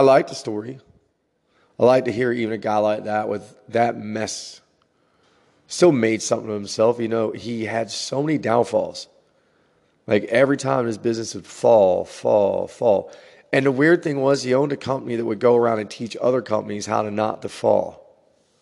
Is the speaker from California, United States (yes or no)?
no; New Jersey, United States; growing up in New Jersey